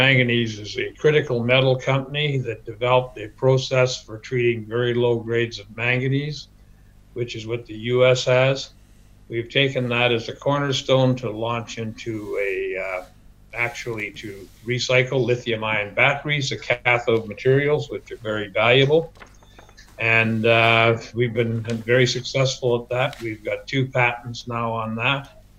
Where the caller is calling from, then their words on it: Surrey, British Columbia, Canada; Joining you from Surrey, British Columbia, from our office.